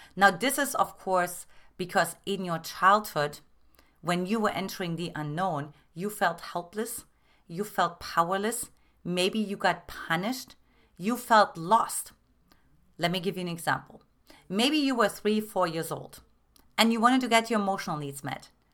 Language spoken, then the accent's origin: English; Germany; moved away; I'm originally from Germany